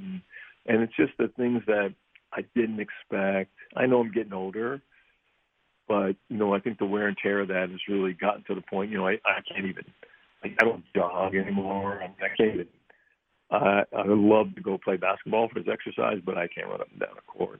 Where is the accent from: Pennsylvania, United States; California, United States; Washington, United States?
Pennsylvania, United States; Pittsburgh; moved away; growing up in Pittsburgh